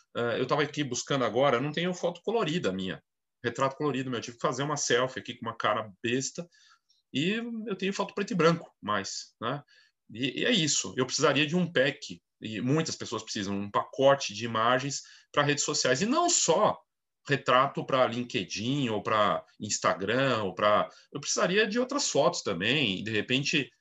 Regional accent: Brazil; todos nós, né, como brasileiros

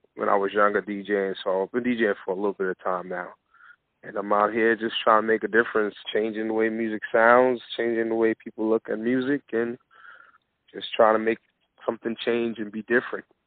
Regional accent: New York City, New York, United States; growing up in the Bronx

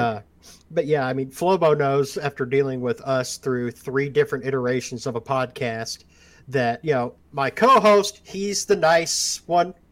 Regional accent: Ozark Mountains, on the border of Missouri and Arkansas, the Ozarks, United States; I was born and raised in the Ozark Mountains, oh, on the border of Missouri and Arkansas

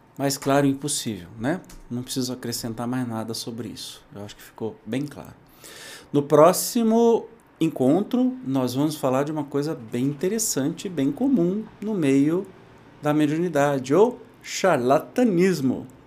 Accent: Brazil; Da minha infância, lá em Itajubi

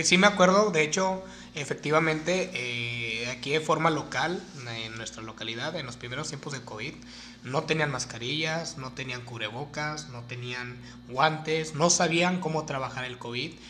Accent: Mexico; uno como mexicano

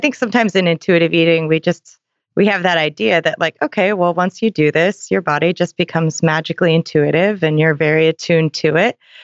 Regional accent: Seattle, Washington, United States; I'm from Seattle too

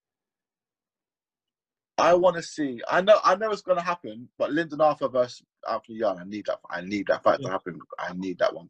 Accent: Swindon, South West England, United Kingdom; I was born in Swindon

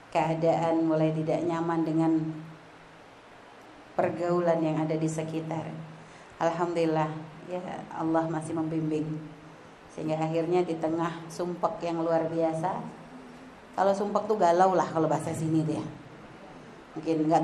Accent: Pontianak, West Kalimantan, Indonesia; Kalau lahir gede di Pontianak

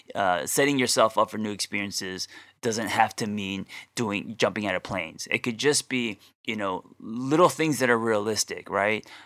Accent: Glendale, California, United States; I grew up in Glendale

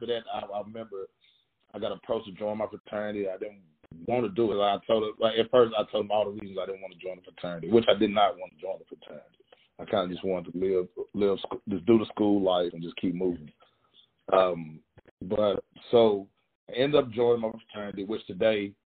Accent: West Tennessee, United States; I grew up in West Tennessee, grew up in the country

